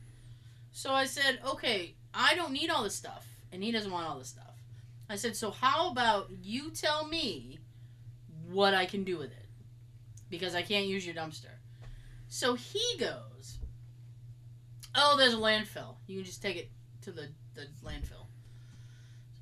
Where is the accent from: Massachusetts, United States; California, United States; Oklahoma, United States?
Massachusetts, United States; I'm from Mass. I have that accent